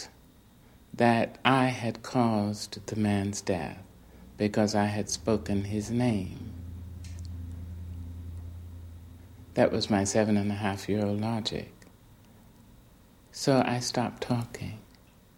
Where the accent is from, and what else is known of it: little Arkansas town, United States; born or raised there; also born or lived in California